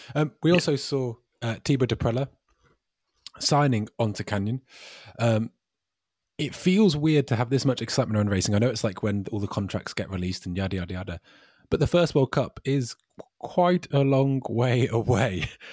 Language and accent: English; United Kingdom; I'm British